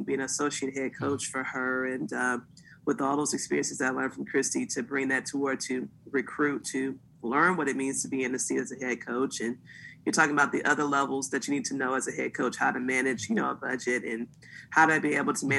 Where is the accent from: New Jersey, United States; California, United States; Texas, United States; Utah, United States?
Texas, United States; moved away; I'm from Texas originally